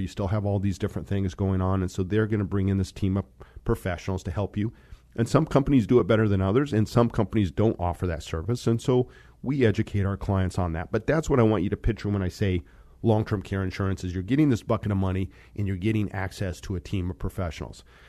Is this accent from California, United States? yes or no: no; Monte Vista, Colorado, United States; moved away; also born or lived in Fort Collins, Colorado / Seattle; I grew up in Colorado.